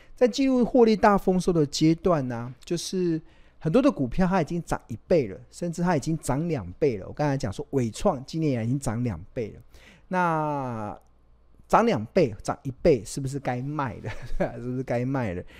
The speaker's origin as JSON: {"language": "Chinese", "country": "Taiwan", "said": "我们真的身为台湾人很骄傲"}